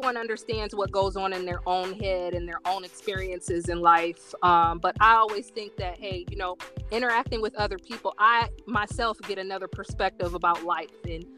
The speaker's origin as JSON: {"language": "English", "region": "Indiana", "country": "United States", "said": "I'm from Indiana, the northern state"}